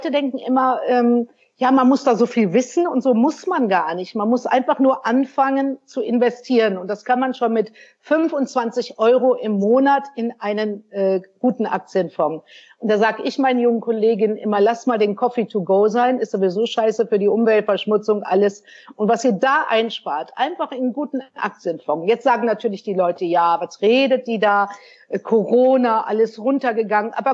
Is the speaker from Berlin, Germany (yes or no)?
no; North Rhine-Westphalia, Germany; ich bin ja in den 60er Jahren groß geworden im Sauerland. Auch klassische Familie, Mutter zu Hause, Vater hat gearbeitet.